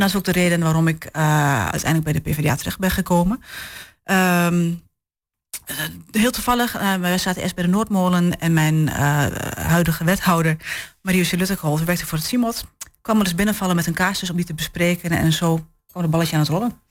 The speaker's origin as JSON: {"language": "Dutch", "town": "Enschede", "region": "Overijssel", "country": "Netherlands", "tie": "born or raised there", "lives_now": "Hengelo, Netherlands", "said": "geboren getogen in Enschede"}